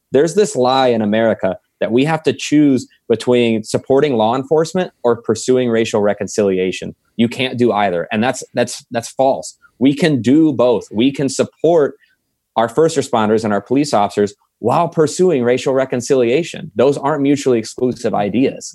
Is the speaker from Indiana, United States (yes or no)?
yes; Franklin, Indiana, United States; moved away as an adult; now in Fort Wayne, United States; I'm originally from South Side of Indianapolis, Franklin, Indiana